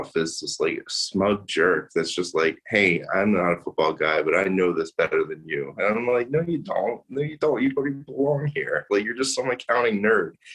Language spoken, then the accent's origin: English; King of Prussia, Pennsylvania, United States; I'm from King of Prussia